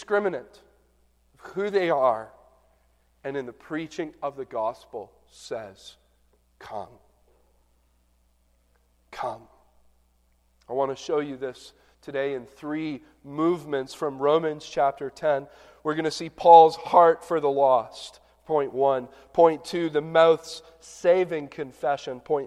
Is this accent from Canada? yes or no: yes; southern Ontario, Canada; now in Michigan, United States; growing up in southern Ontario